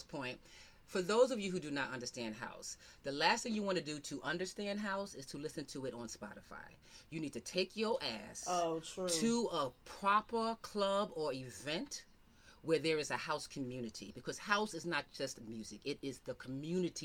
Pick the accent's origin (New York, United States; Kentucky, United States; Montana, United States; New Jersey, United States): New York, United States; I'm from New York